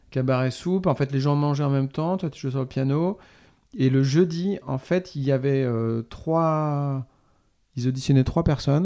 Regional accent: Normandy, France; j'ai grandi en Normandie

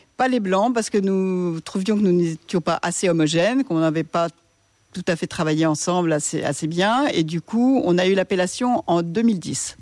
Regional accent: Paris, Île-de-France, France; moved away as an adult; now in Baux-de-Provence, France; on a été élevés à Paris

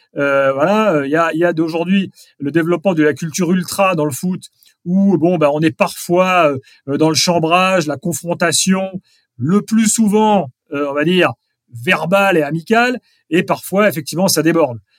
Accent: Strasbourg, Grand Est, France; moved away; je suis strasbourgeois. Je vais régulièrement à Strasbourg parce que c'est mon club.

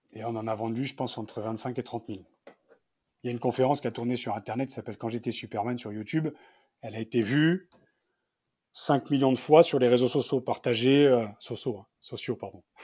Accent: Picardy, Hauts-de-France, France; je venais de Picardie

